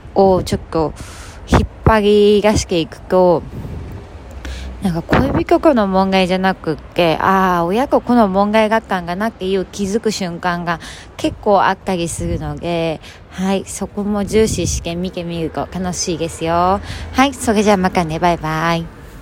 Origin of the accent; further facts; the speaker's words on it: Hokkaido, Japan; moved away; 地元 北海道に年に数回帰ってくる